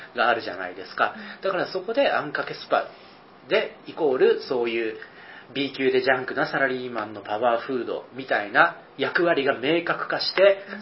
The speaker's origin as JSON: {"language": "Japanese", "area": "Kyushu", "region": "Kagoshima", "country": "Japan", "tie": "born or raised there", "also_born_or_lived": "Osaka / Nagoya", "moved": "as an adult", "said": "僕はあの、九州、鹿児島の出身で"}